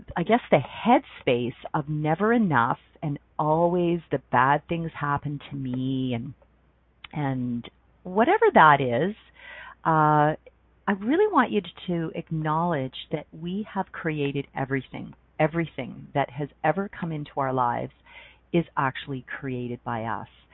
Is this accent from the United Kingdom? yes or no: no; Ontario, Canada; moved away as an adult; also born or lived in Banff, Alberta; now in Calgary, Canada; I grew up in Ontario and I moved west when I was 19 and lived in Banff, Alberta for six and a half years